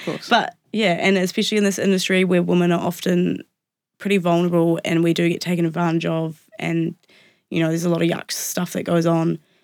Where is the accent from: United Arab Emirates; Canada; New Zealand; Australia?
New Zealand; Wairarapa, Wellington; I grew up in the Wairarapa